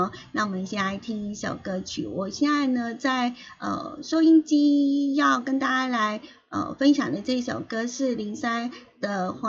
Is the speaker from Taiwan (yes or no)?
yes; Hualien County, Taiwan; 因为我们花莲这边呢，就是从呃，我们知道说邯郸也是从台东那边过来的。